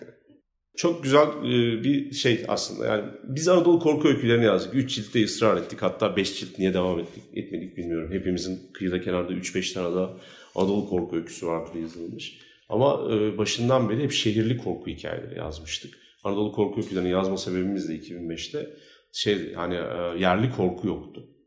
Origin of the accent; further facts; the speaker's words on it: Istanbul, Turkey; ben küçük yılda doğdum büyüdüm